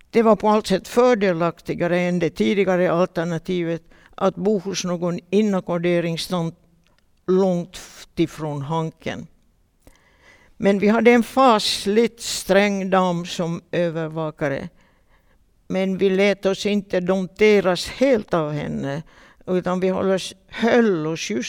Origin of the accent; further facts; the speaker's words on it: Vaasa, Ostrobothnia, Finland; Och vi var många Vasaflickor.